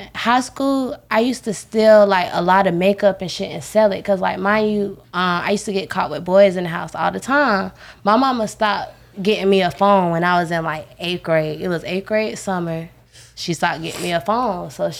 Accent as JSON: {"language": "English", "town": "Jacksonville", "region": "Florida", "country": "United States", "tie": "born or raised there", "said": "I grew up on the west."}